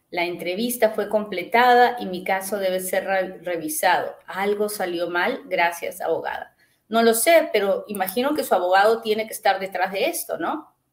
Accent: Guatemala; Quiero saber qué beneficios tiene uno como guatemalteco.

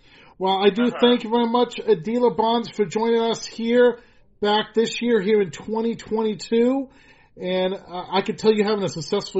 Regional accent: Rhode Island, United States; Back to my home state. I mean, the first year I interviewed you in Georgia, then Massachusetts, and now my home state.

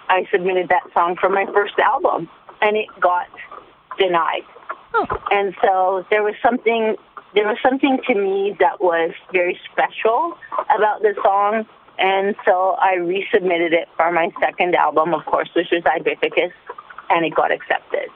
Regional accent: Canada; I'm Canadian and I'm such a proud little Canadian

